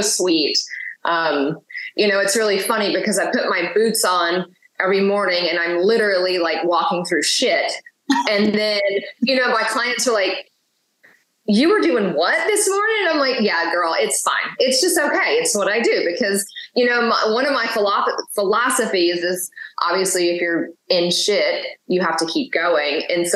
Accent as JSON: {"language": "English", "region": "the South", "country": "United States", "tie": "born or raised there", "said": "growing up in the South has been a very interesting dynamic"}